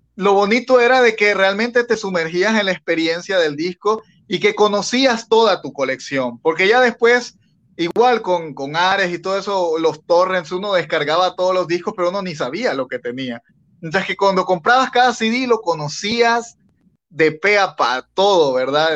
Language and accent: Spanish; Bolivia; now in Honduras; yo soy de Bolivia, pero vivo aquí en Honduras también.